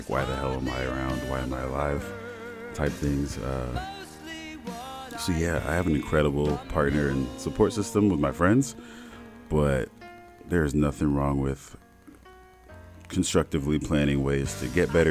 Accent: South Bend, Indiana, United States; South Bend, born and raised, Midwest kid.

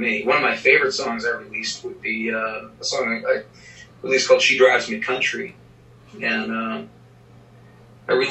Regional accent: Boston, Massachusetts, United States; now in Nashville, United States; I'm from Boston, Massachusetts originally, so I did some auditions in Boston

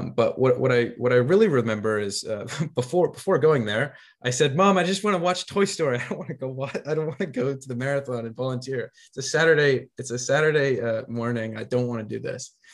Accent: United States; now in New Zealand; guess from my accent, I'm I'm from the states originally.

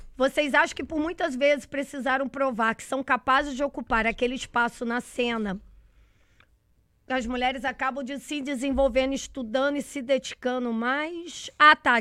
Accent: Minas Gerais, Brazil; moved away; eu saí de Minas tentando fazer jornalismo

